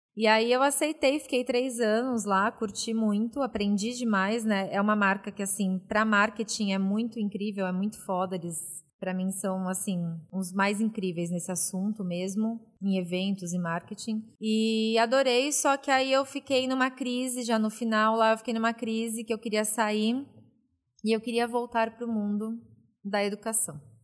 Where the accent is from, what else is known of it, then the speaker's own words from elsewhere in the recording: São Paulo, Brazil; nasci na ZL, né? Famosa Zona Leste de São Paulo.